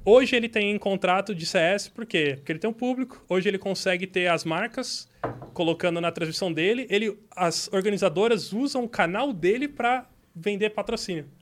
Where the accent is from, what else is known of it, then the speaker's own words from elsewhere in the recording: Itapetininga, São Paulo, Brazil; Eu sou de Tapetininga.